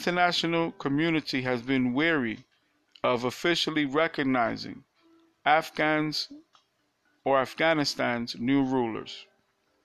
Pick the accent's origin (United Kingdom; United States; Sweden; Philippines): United States; New York; I'm from New York